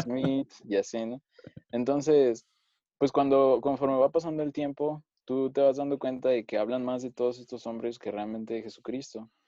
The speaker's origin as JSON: {"language": "Spanish", "region": "Mexico City", "country": "Mexico", "tie": "born or raised there", "said": "soy de la Ciudad de México, aquí siempre he vivido."}